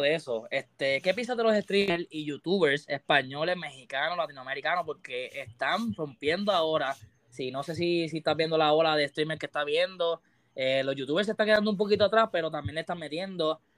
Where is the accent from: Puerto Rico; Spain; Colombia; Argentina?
Puerto Rico; Tú eres de Puerto Rico, igual que yo